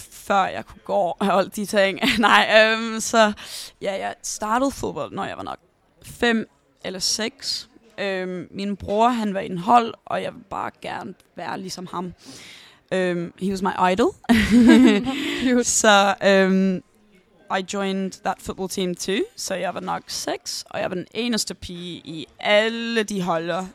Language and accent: Danish; London, United Kingdom; Danish is a second language; jeg boede i North London med min mor og min bror hele mit liv